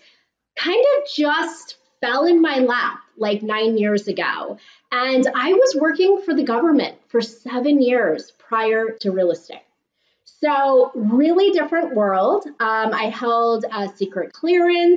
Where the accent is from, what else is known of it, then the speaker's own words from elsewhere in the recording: San Mateo, California, United States; I'm a Bay Area native